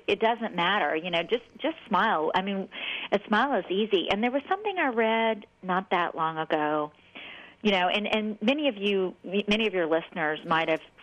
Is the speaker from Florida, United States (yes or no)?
no; New Orleans, Louisiana, United States; I'm from the South, I'm from New Orleans, and so, you know, we're raised to be nice